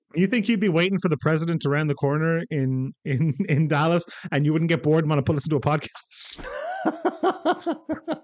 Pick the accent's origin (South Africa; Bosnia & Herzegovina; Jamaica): Bosnia & Herzegovina; I'm from the Balkans, from Bosnia-Herzegovina